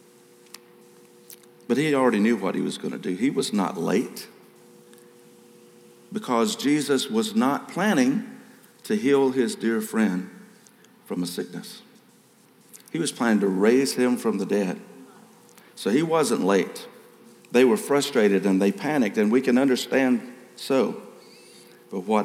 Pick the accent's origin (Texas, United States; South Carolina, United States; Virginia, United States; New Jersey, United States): South Carolina, United States; I was raised in South Carolina